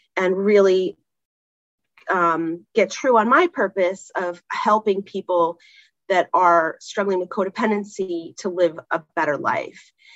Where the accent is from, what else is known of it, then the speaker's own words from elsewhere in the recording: California, United States; now in New York, United States; grew up in California